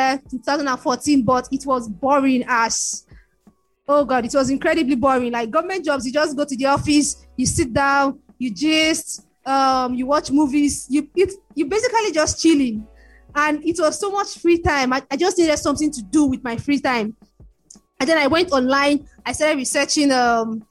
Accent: Lagos, Nigeria; I grew up in Lagos, Nigeria, family of five kids and two parents

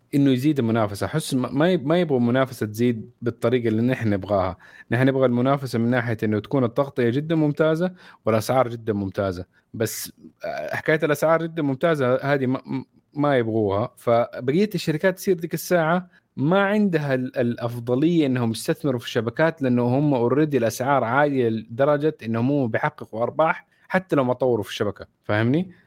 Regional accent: Saudi Arabia

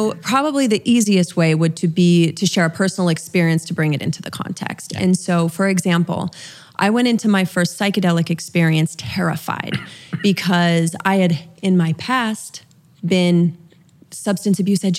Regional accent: Utah, United States; I grew up LDS in Utah, so Mormon, for those that aren't familiar with LDS. Very conservative. My father was a bishop.

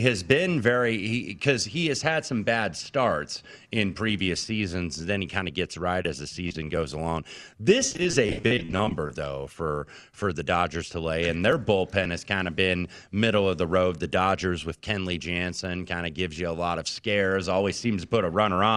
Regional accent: Indiana, United States; he called my home state a disaster

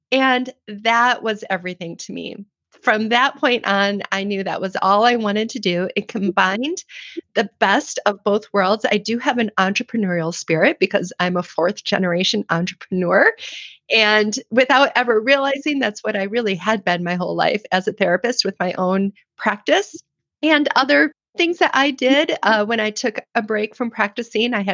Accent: Midwest, United States; I know I'm a Midwest girl.

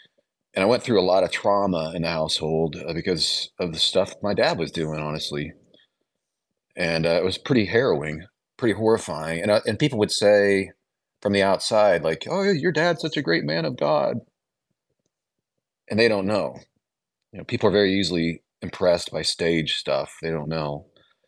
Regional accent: Illinois, United States; Well, I'm from Illinois originally, small towns.

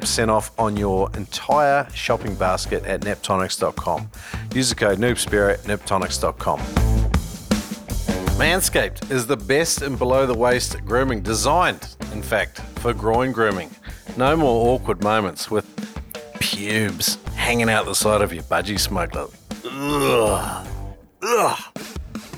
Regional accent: New Zealand; I grew up in New Zealand, and we all grew up speaking Maori

